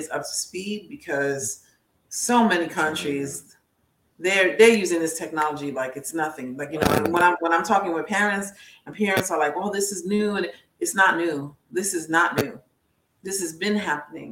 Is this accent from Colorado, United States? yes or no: no; New York, United States; I'm from New York.